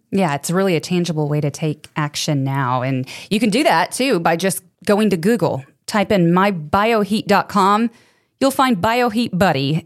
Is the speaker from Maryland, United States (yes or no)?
no; Arkansas, United States; now in Missouri, United States; I grew up in Arkansas, living in Missouri now